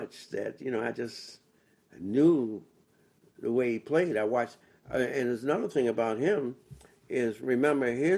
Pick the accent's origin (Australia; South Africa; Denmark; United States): United States; Washington, District of Columbia; I'm from Washington, D.C.